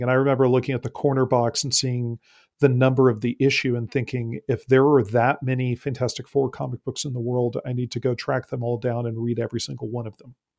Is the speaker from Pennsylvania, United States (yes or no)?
no; San Antonio, Texas, United States; I grew up in San Antonio, Texas